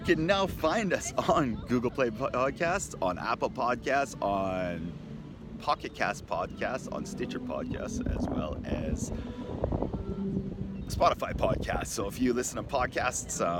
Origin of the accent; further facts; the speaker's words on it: Canada; moved away as an adult; also born or lived in Japan / Australia; now in Vancouver, Canada; My background is I'm Canadian. I grew up in Canada until I was 24, and then I left for the past 20 years